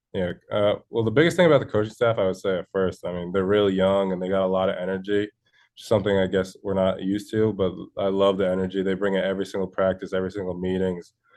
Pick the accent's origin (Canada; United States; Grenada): United States; Connecticut; I'm from Connecticut. I've been here, uh, twenty-one years now. So I'm, I'm homegrown. This is my home state